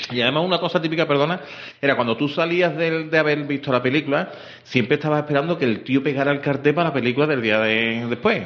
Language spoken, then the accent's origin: Spanish; Seville, Andalusia, Spain; Yo soy de Juan 23